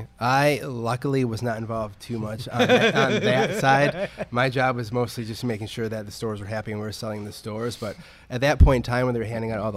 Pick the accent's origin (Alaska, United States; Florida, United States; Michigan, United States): Michigan, United States; Now, I'm from Michigan, so people were back home were talking about it.